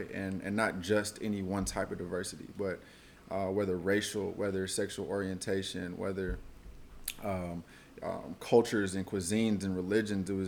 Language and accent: English; Oakland, California, United States; also born or lived in Washington, District of Columbia, United States; I'm from Oakland, California. Uh, grew up here, went to college at Howard University in DC. I was out there from 2007 to 2012. And upon graduation, I moved back to Oakland.